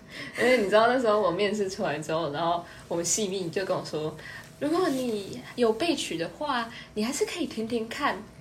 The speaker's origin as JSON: {"language": "Chinese", "region": "Nantou County", "country": "Taiwan", "said": "我是南投的乡下嘛"}